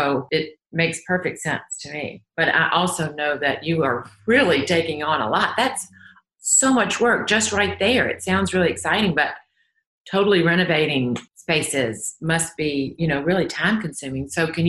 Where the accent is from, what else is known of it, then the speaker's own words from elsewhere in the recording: New York, United States; I think obviously I did come from that pop culture with Andy Warhol and growing up in New York and those halcyon days of the 70s